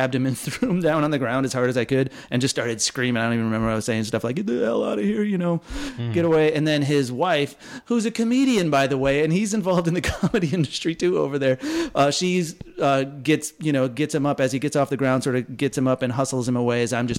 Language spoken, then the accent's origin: English; Waukegan, Illinois, United States; I'm from Waukegan, Illinois, and my band right after college, we were all from Waukegan